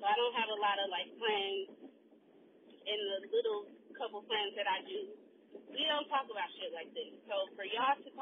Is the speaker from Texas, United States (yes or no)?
no; Milwaukee, Wisconsin, United States; I am from Milwaukee